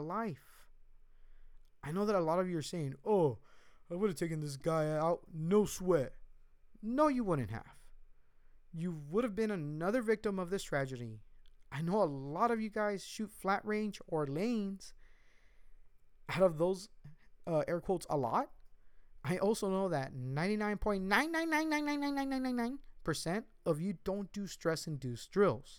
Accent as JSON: {"language": "English", "country": "United States", "said": "I am an American, and I see myself as an American"}